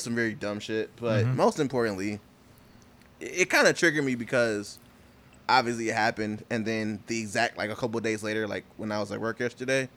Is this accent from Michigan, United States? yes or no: yes; Detroit, Michigan, United States; I was born in the East.